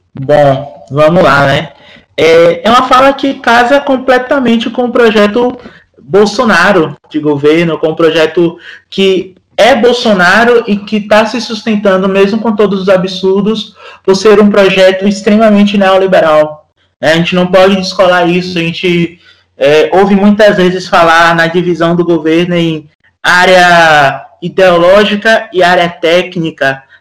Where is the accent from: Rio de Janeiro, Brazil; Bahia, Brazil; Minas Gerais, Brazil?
Bahia, Brazil; Feira de Santana; Sou de Feira de Santana, que já não é recôncavo, né, já é no sertão